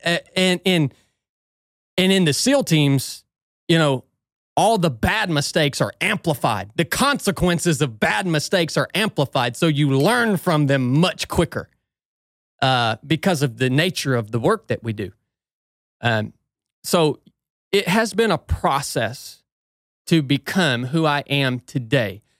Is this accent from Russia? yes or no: no; Northwest Georgia, United States; I grew up in Northwest Georgia